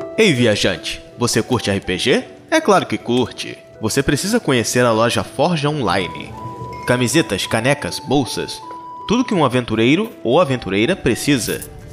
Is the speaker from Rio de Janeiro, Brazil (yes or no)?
yes; Rio de Janeiro, Brazil; eu sou carioca